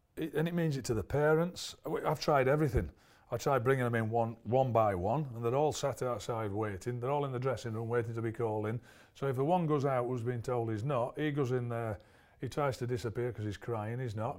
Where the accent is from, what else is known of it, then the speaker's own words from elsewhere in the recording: Barnsley, Yorkshire and the Humber, United Kingdom; Barnsley, because it was my hometown club